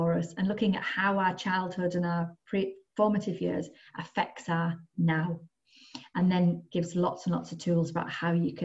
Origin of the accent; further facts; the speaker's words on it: the Northeast, North East England, United Kingdom; moved away as an adult; now in North West England, United Kingdom; I was brought up in the Northeast and I moved to the Northwest.